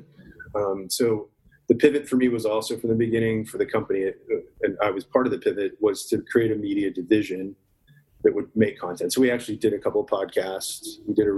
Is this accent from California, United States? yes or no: no; Dallas, Texas, United States; also born or lived in Garland, Texas; growing up in Dallas and Garland, Texas